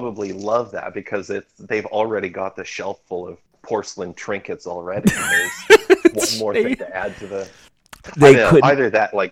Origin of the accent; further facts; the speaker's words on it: Canada; I'm Canadian